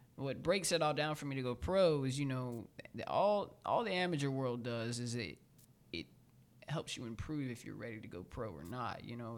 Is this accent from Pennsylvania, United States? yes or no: no; Carrollton, Georgia, United States; also born or lived in Gonzales, Louisiana / Baton Rouge, Louisiana; now in Atlanta, United States; I was born i, in Carrollton, Georgia